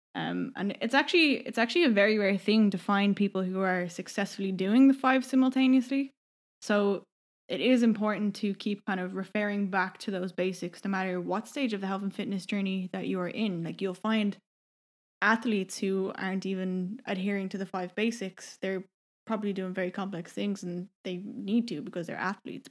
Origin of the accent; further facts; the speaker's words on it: Donabate, Leinster, Ireland; moved away as an adult; also born or lived in Vancouver, Canada; I'm from Donabate